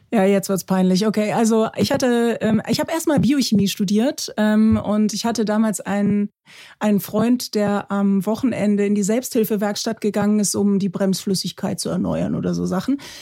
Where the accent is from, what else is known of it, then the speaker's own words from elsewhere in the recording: Germany; bei uns in Deutschland